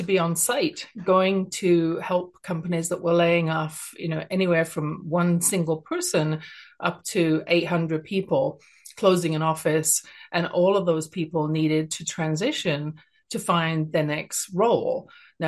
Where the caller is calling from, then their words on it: Canada; Even though I'm speaking from Canada, I think that every service person in the world makes a contribution